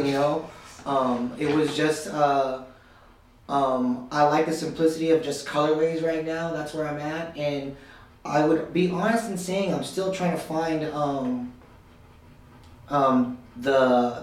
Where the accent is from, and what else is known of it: California, United States; born or raised there